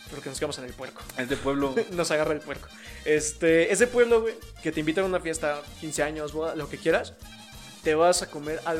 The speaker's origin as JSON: {"language": "Spanish", "country": "Mexico", "said": "Porque somos mexicanos, güey."}